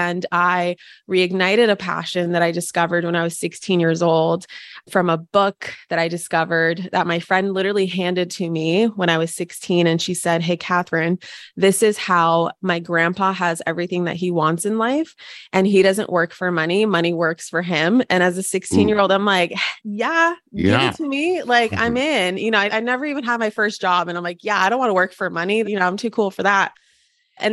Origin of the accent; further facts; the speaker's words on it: Ukraine; born there; Originally, I was born in Ukraine, and I'm 75% Russian, 25% Ukrainian.